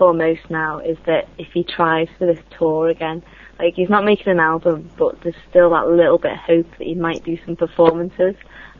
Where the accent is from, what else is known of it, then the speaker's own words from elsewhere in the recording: United Kingdom; accent: northern (short 'laugh'); if I was from the south, it'd be laugh, but it's laugh up here.